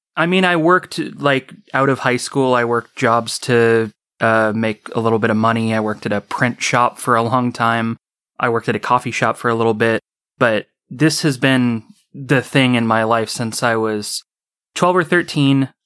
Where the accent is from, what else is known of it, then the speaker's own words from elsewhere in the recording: Orcutt, California, United States; I've been in this town my whole life. It's a little town called Orchid. It borders on the southern end of Santa Maria